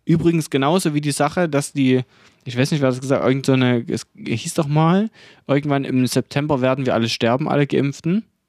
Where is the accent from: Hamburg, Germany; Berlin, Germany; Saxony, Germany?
Saxony, Germany; Denn wir sind aus Sachsen, wir sind aus dem Osten